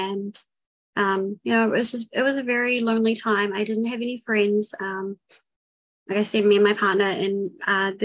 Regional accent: New Zealand; also born or lived in Vancouver; If it's not obvious by accent, I'm from New Zealand. I was born and raised here.

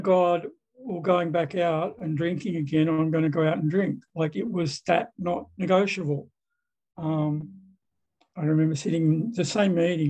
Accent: Sydney, New South Wales, Australia; I'm an alcoholic from Sydney, Australia

